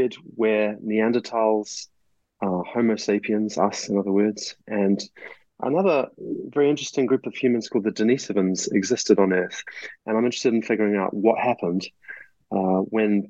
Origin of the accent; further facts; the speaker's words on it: New Zealand; moved away; my home country of New Zealand